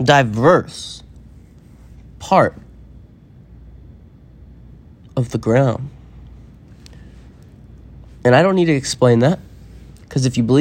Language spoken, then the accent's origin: English; Appalachia, United States; I come from the Smoky Mountains